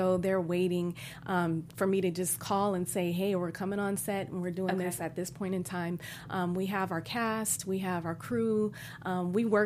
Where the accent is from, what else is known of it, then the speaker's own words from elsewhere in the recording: Bay Area, California, United States; moved away; also born or lived in Chicago; I'm from Chicago, but I grew up in the Bay Area.